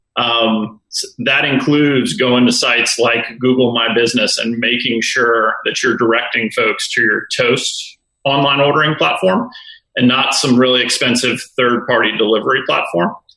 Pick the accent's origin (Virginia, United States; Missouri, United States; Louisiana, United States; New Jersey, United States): Louisiana, United States; New Orleans; I grew up in New Orleans